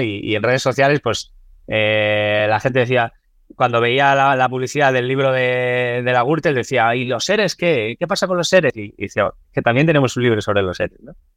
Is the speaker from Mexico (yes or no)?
no; Spain; also born or lived in Lahti, Finland; lo que había vivido en, España